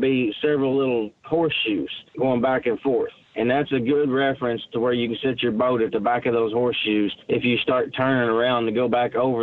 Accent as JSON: {"language": "English", "area": "Lake Chickamauga", "region": "Tennessee", "country": "United States", "tie": "born or raised there", "said": "I grew up on Lake Chickamauga. That's my home lake"}